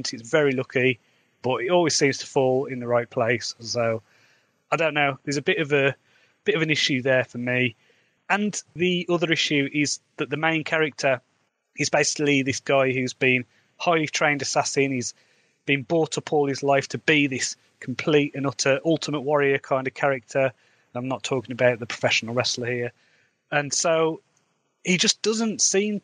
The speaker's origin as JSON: {"language": "English", "area": "Midlands", "region": "England", "country": "United Kingdom", "accent": "Midlands", "said": "I've got a Midlands accent"}